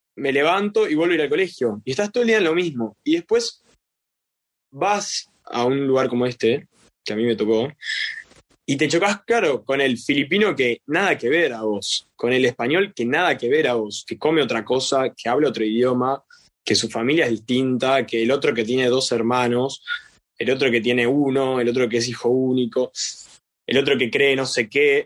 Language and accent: Spanish; Argentina; soy argentino